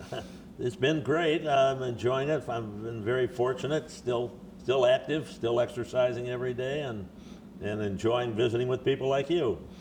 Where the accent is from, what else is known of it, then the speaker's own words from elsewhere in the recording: Chicago, Illinois, United States; moved away as an adult; I was born in Chicago. I grew up here, played high school football in Chicago